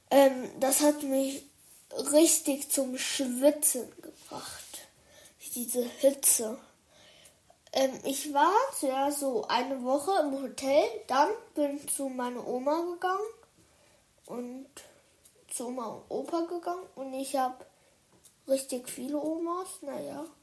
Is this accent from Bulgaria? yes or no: no; China; und dann sind wir von Dubai nach China geflogen, weil China ist mein Heimatland. Ich glaube, ihr hättet das nicht gedacht, aber das ist wirklich mein Heimatland.